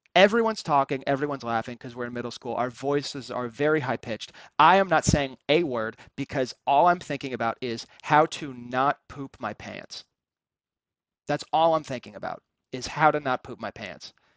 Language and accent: English; Cary, North Carolina, United States; I grew up in Cary